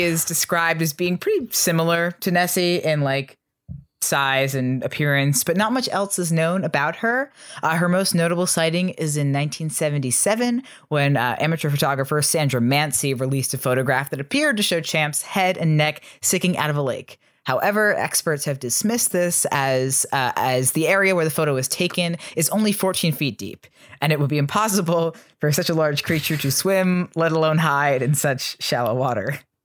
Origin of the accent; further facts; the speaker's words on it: New Jersey, United States; growing up in New Jersey